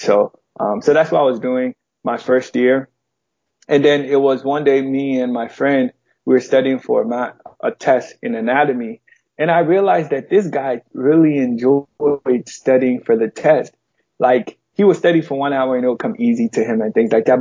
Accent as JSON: {"language": "English", "town": "Chicago", "region": "Illinois", "country": "United States", "tie": "born or raised there", "also_born_or_lived": "Ghana", "said": "I was raised in Chicago, Illinois"}